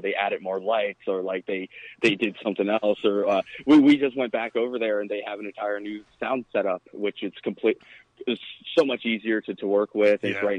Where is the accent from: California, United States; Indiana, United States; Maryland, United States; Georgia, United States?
Maryland, United States; Glen Burnie; now in Florida, United States; because I'm honestly a Baltimore person myself. I grew up in Glen Burnie, which is 25 minutes outside of Joppa.